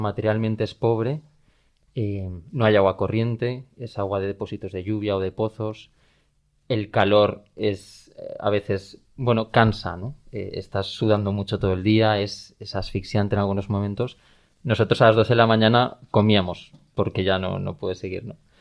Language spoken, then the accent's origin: Spanish; Valencian Community, Spain; en mi día a día en, Valencia, en el pueblo de la diócesis al que me manden cuando sea sacerdote, en la parroquia en la que esté echando una mano en mis años de formación de seminarista